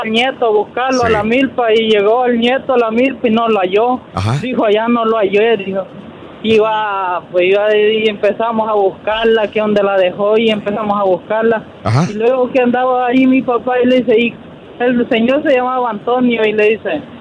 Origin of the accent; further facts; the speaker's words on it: El Salvador; now in Baltimore, United States; yo soy del Salvador, allá se trabaja con Kuma, le dice uno allá en el campo.